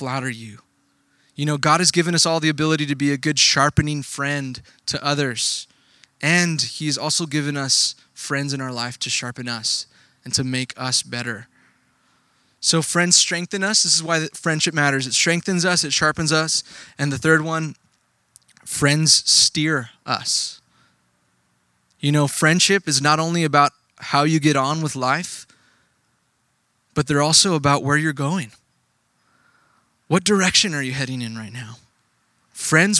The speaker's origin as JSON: {"language": "English", "region": "Texas", "country": "United States", "tie": "born or raised there", "moved": "yes", "said": "I grew up in Texas. I didn't grow up here. I grew up in Texas"}